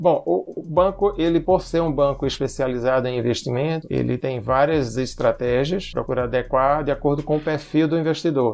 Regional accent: Pernambuco, Brazil; Eu sou pernambucano, o sotaque não nega

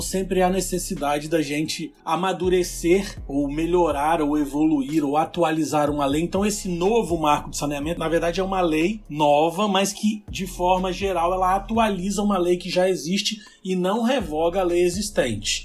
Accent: Colatina, Espírito Santo, Brazil; Eu sou natural do Espírito Santo, de uma cidade do interior chamada Colatina

